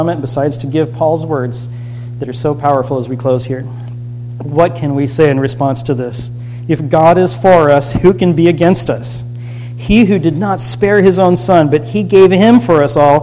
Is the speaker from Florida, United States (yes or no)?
yes; Florida, United States; I grew up in Florida